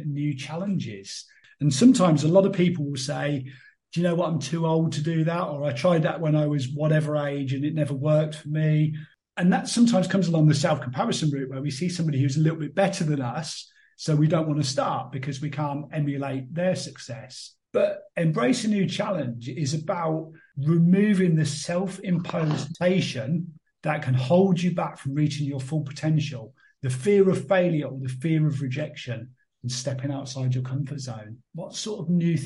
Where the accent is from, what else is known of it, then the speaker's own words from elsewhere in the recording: Northampton, East Midlands, United Kingdom; moved away as an adult; now in Lanzarote, Spain; I grew up in Northampton, which is one of the furthest places from the coast